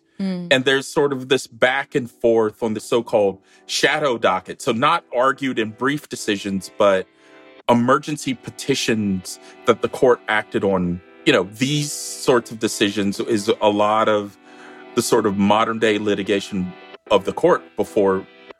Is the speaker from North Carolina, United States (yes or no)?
yes; North Carolina, United States; I grew up in North Carolina